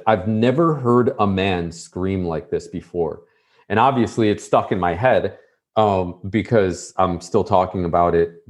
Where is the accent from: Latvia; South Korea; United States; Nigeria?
United States; Buffalo, New York; moved away as an adult; I'm from Buffalo, New York